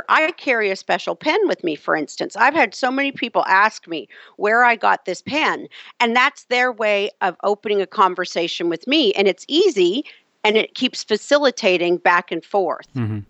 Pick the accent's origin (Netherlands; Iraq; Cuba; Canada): Canada; I mentioned to you I'm Canadian. I usually joke when politics comes up and say, well, I'm Canadian, I'm a dual citizen